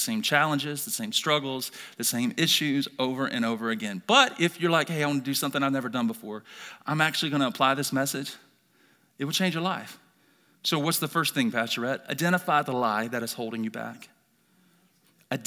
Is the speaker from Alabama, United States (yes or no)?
yes; Birmingham, Alabama, United States; now in Idaho, United States; born and raised in Birmingham, Alabama, grew up in a broken family